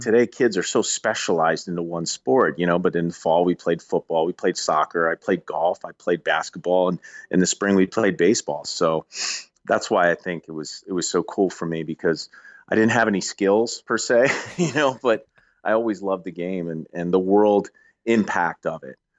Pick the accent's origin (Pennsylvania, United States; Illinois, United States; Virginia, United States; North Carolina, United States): Pennsylvania, United States; Philadelphia; I grew up in Philadelphia area